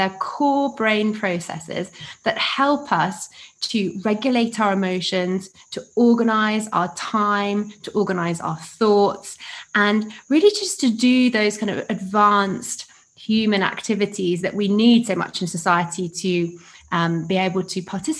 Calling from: Uganda; Yes, I am calling in from Uganda today.

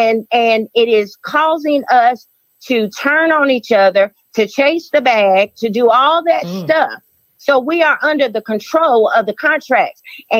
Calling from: Charlotte, North Carolina, United States; I'm calling from Charlotte, North Carolina.

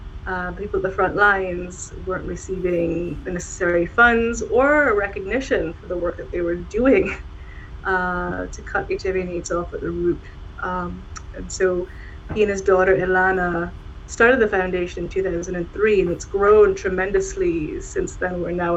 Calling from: Ottawa, Ontario, Canada; I'm calling in from Ottawa, which is the unceded territory of the Algonquin and Anishinaabe. I'm in Ottawa.

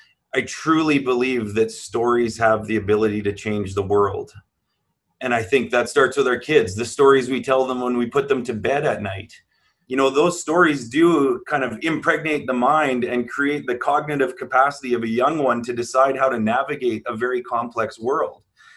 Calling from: Manitoba, Canada; I'm coming from Treaty One territory in the homelands of the Métis Nation.

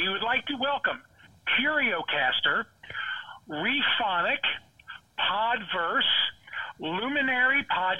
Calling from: Cincinnati, Ohio, United States; from Cincinnati.

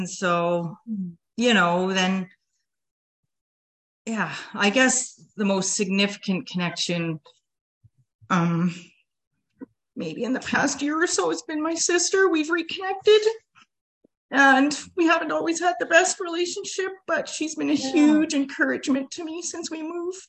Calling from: Saskatoon, Saskatchewan, Canada; we're living in Saskatoon, Saskatchewan at the moment. So that's where I zoom in from.

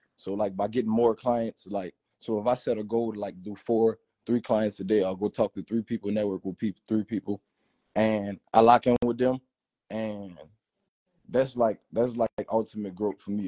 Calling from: Atlanta, Georgia, United States; I'm calling from Atlanta.

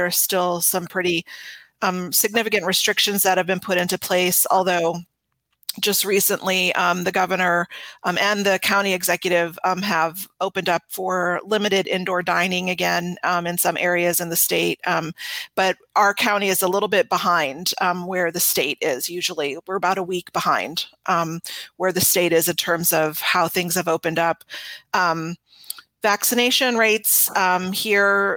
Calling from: Rockville, Maryland, United States; I'm calling from Rockville, Maryland, and I'm just north of DC.

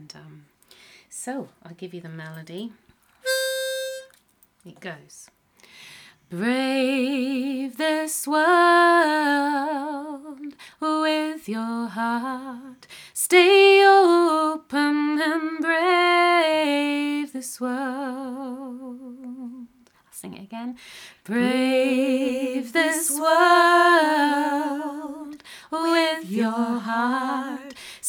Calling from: Munster, Ireland; I'm singing from County Clare in the southwest of Ireland, from my home

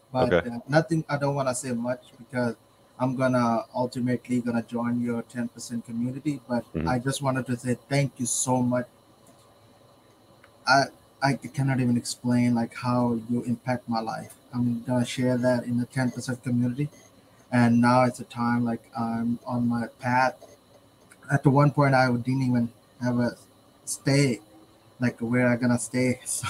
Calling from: Texas, United States; I'm calling from Texas.

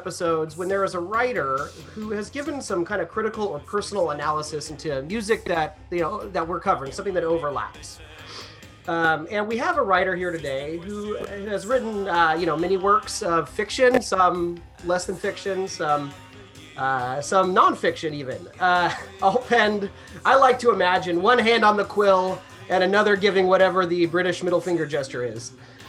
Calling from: California, United States; I'm phoning in from California, kind of more progressive politically.

